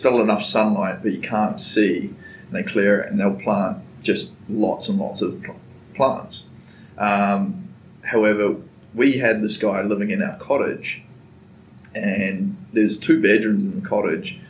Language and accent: English; New Zealand; moved away as an adult; also born or lived in Wellington / Dunedin / Brisbane / Chicago; now in Chattanooga, United States; I was born and raised in New Zealand